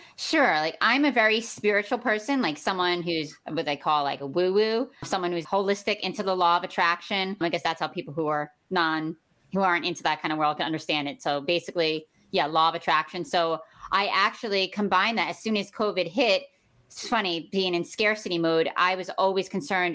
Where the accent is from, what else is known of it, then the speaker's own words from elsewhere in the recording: New York City, New York, United States; I was born in Brooklyn, New York. Uh, my grandmother raised us